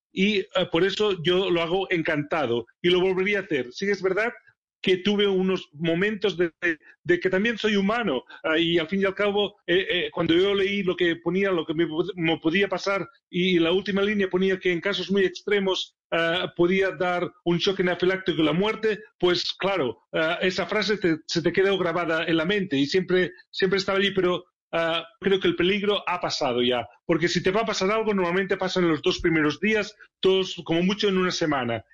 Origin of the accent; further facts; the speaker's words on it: Barcelona, Catalonia, Spain; moved away as an adult; now in Sheffield, United Kingdom; Barcelona, es mi ciudad natal